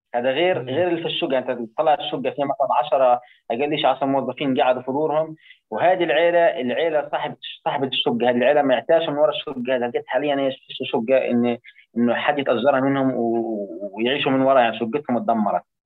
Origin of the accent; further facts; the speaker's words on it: Palestine; واحنا من فلسطين